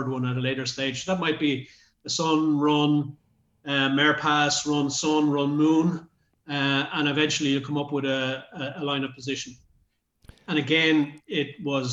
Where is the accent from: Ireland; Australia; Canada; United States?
Ireland; Dublin, Leinster; I was from Dublin City, very close to the water